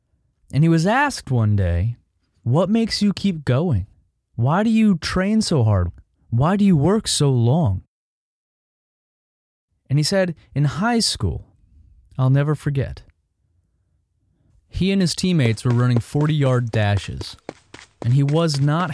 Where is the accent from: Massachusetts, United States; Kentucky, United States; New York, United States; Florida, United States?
Florida, United States; I'm from Florida